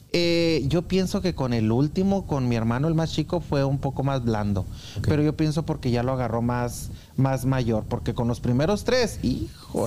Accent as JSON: {"language": "Spanish", "town": "Anáhuac", "region": "Chihuahua", "country": "Mexico", "tie": "born or raised there", "also_born_or_lived": "Denver, Colorado", "moved": "as an adult", "lives_now": "Kansas City, United States", "said": "yo nací en Anáhuac, Chihuahua"}